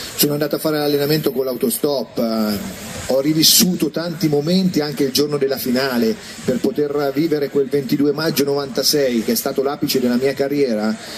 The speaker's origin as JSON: {"language": "Italian", "town": "Mugnano", "region": "Umbria", "country": "Italy", "tie": "born or raised there", "moved": "as an adult", "said": "quando partivo dal mio paese a Perugia, da Mugnano"}